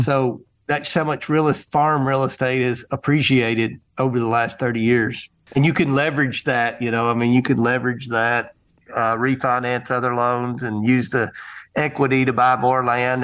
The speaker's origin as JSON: {"language": "English", "region": "Kentucky", "country": "United States", "tie": "born or raised there", "also_born_or_lived": "Carthage, Tennessee", "said": "I was born in Carthage, Tennessee, which is the hometown of Al Gore. And I, I grew up in Kentucky"}